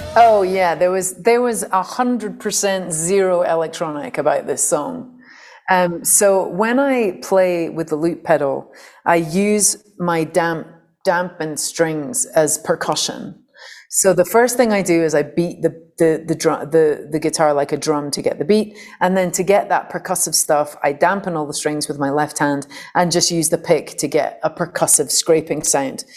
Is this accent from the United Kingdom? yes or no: yes; St Andrews, Scotland, United Kingdom; a very kind of anarchic punk folk scene in Fife, where I grew up in Scotland